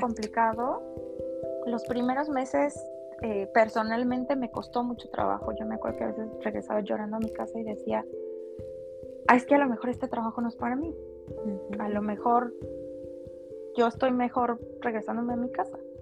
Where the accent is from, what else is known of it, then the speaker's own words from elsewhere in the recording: Tula, Mexico; moved away as an adult; also born or lived in Mexico City; vivía en un departamento muy chiquito con dos roomies que, también eran de, Tula